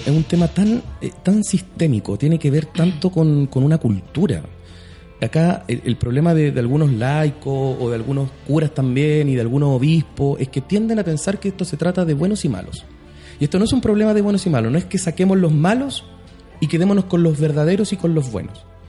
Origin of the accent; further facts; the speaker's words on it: Arica, Arica y Parinacota, Chile; also born or lived in La Serena; yo soy de Arica